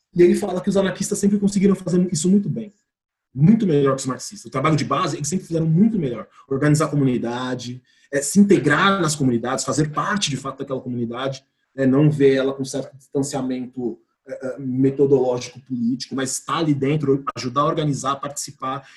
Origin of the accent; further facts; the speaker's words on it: São Paulo, Brazil; eu sou de São Paulo